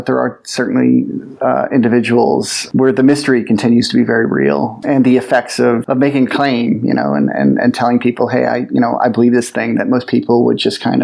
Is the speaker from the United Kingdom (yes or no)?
no; Boston, Massachusetts, United States; now in Los Angeles, United States; I'm originally from Boston